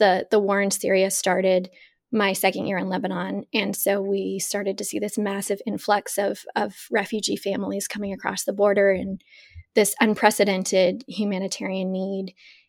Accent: Uzbekistan; also born or lived in Boston, United States; I am originally from the U.S. I was born in Boston, Massachusetts, but when I was 8 years old, my family moved overseas to Uzbekistan.

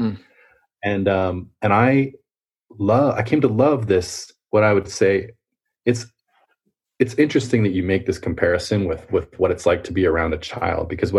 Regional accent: Fremont, California, United States; also born or lived in Quebec, Canada; I was born in Quebec, as you know, and then I moved to California with my mother when I was two or three. And I grew up in a town called Fremont

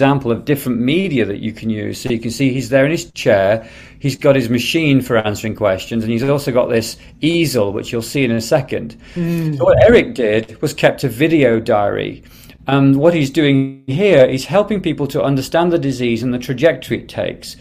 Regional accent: Derby, East Midlands, United Kingdom; I was born in Derby, England.

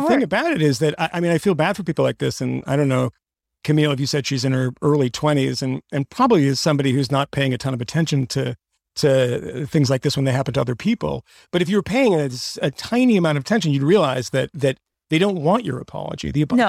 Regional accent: Bronxville, New York, United States; I'm from Bronxville.

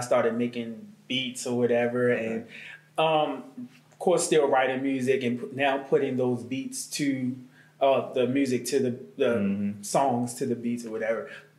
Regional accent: Baltimore, Maryland, United States; moved away as an adult; also born or lived in Prince George's County, Maryland; now in Atlanta, United States; From Baltimore, Maryland.

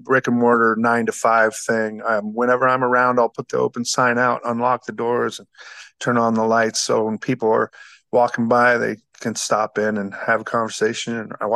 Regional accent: Guthrie Center, Iowa, United States; now in Jefferson, United States; I grew up in Guthrie Center down the road, so I knew Jefferson fairly well

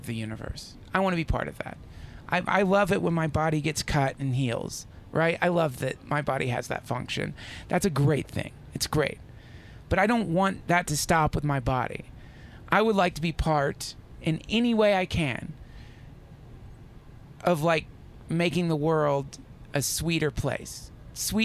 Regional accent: the South, United States; moved away as an adult; now in Los Angeles, United States; I grew up in the South, this Southern girl

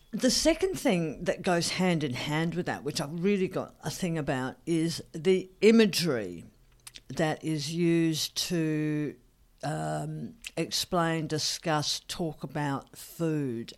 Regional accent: Australia

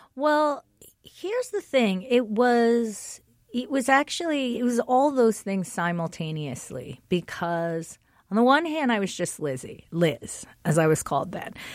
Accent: Englewood, New Jersey, United States; I was raised in Englewood, which is a town filled with black people and white people.

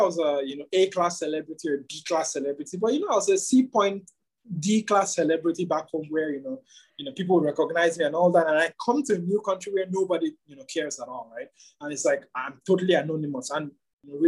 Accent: Nigeria; as a Nigerian who lived and grew up in Nigeria

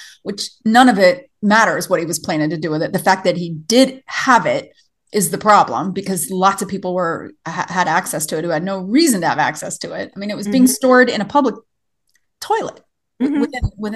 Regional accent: the South, United States; moved away as an adult; also born or lived in Tennessee / East Coast; now in Montana, United States; I was raised in the South

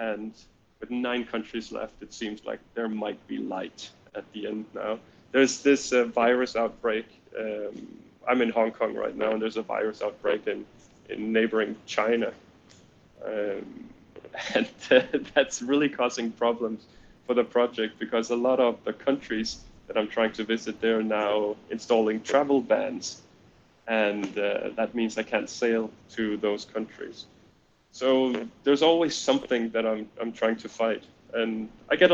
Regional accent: Denmark; first language Danish; English is a second language; I'm from Denmark. We speak Danish in my country, and English is my second language.

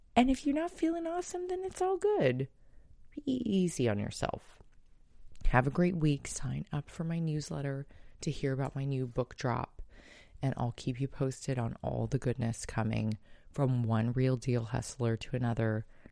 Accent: San Diego, California, United States; San Diego's shelters, my hometown

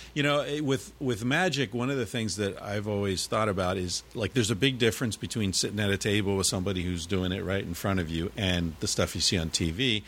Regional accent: United States; moved away as an adult; also born or lived in New York; now in Barcelona, Spain

